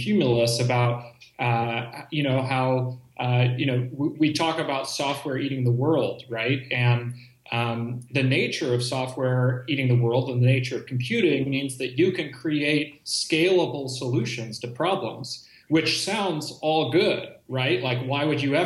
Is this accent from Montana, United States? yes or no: no; Bay Area, California, United States; born and raised in the Bay Area